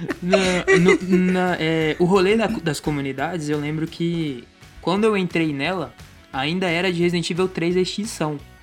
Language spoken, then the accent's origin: Portuguese; Goiânia, Goiás, Brazil; Tenho 25, sou de Goiânia